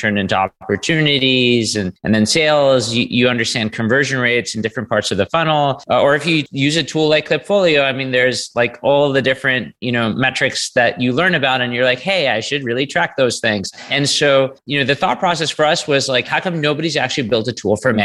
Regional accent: New York City, New York, United States; now in Canada; I grew up in New York City

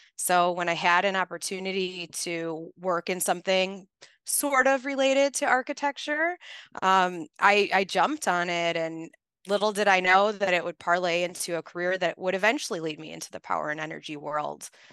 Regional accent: Chicago, Illinois, United States; I'm born and raised in Chicago, I'm from the Northwest side, and I grew up in a very blue collar neighborhood

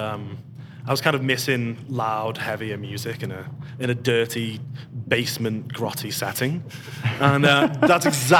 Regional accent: the north of England, United Kingdom; now in Kitchener, Canada; I'm from Northern England.

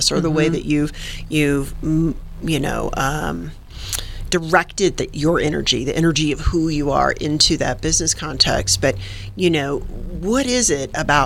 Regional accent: the South, United States; I'm a gal from the South

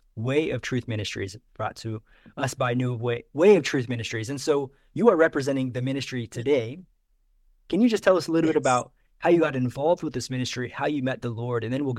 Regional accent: Missouri, United States; I grew up in Missouri

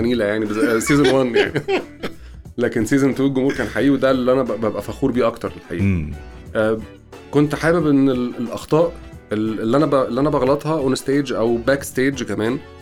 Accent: Egypt; ساقية الصاوي عندنا في مصر

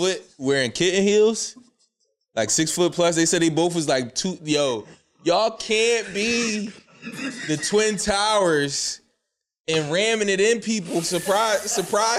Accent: Jamaica; moved away; In my home country

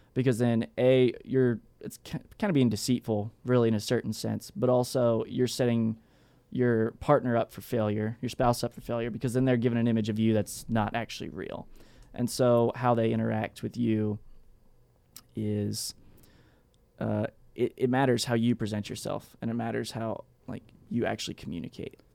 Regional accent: Texas, United States; I'm from Texas, so I wear, like, what's, I guess what everybody else calls cowboy boots

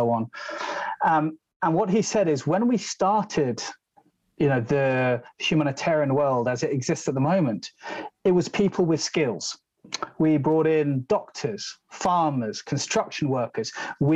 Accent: London, United Kingdom; I'm a city boy. I'm from London

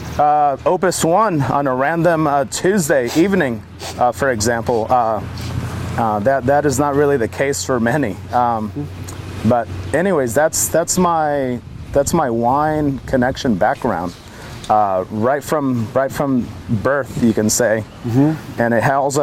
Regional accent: St. Helena, California, United States; moved away; I was born and raised in St. Helena, California, a very small town right in the smack middle of Napa County

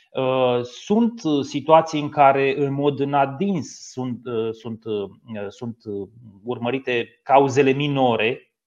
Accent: Teleorman County, Romania; din județul de unde sunt eu de origine, din județul Telor

